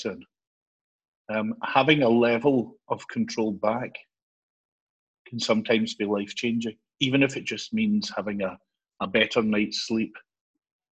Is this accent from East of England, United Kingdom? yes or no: no; Glasgow, Scotland, United Kingdom; moved away as an adult; also born or lived in Ayrshire; now in Edinburgh, United Kingdom; I'm originally from Glasgow, spent a lot of my career in Ayrshire, and now I'm on the East Coast in Edinburgh